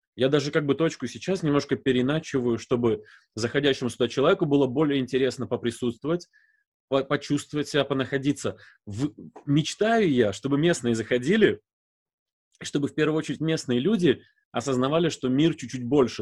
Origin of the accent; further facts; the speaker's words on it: Visaginas, Utena County, Lithuania; accent: Baltic; first language Russian; also born or lived in Novovoronezh, Russia; меня привезли в 87 году, мне было 4 годика. Мы приехали из Нововоронежа